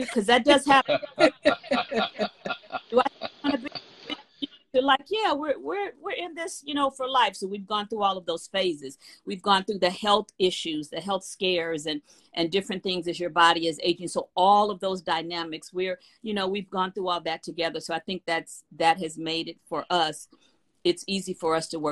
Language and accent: English; Los Angeles, California, United States; I'm from Watts, California